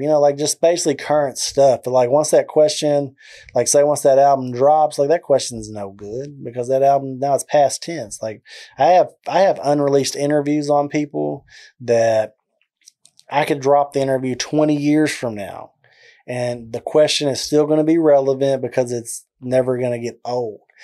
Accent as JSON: {"language": "English", "town": "McGregor", "region": "Texas", "country": "United States", "tie": "born or raised there", "accent": "southern drawl", "lives_now": "Waco, United States", "said": "I'm originally from a small town called McGregor, as you can tell with the southern draw in my accent"}